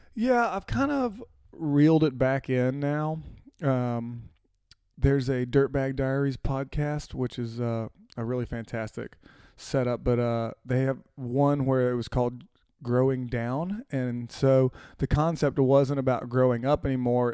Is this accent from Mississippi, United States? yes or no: yes; Florence, Mississippi, United States; moved away as an adult; also born or lived in Chattanooga; I grew up in Florence, Mississippi